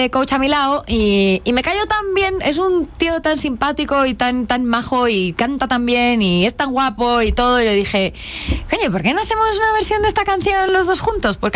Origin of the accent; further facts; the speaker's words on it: Spain; accent: Spanish; aquí sí me notan lo español, pero cuando voy allá, eh, no, o sea, me miran como diciendo, pero